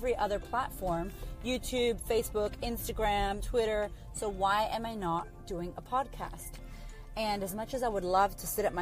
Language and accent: English; Boston, Massachusetts, United States; moved away as an adult; now in Melbourne, Australia; I live in Australia, clearly not from Australia originally. I'm from America, from Boston, and I moved here about 8 years ago